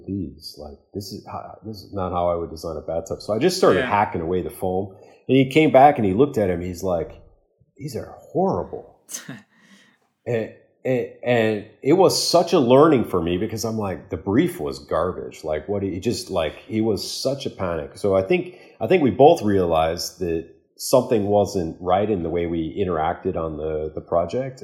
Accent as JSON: {"language": "English", "town": "Chicago", "region": "Illinois", "country": "United States", "tie": "born or raised there", "said": "I'm born and raised in Chicago"}